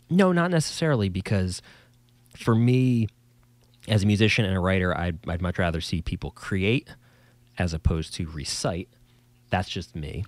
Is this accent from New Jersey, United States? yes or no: yes; New Jersey, United States; us in old New Jersey, if you couldn't tell by my accent, that's where I'm from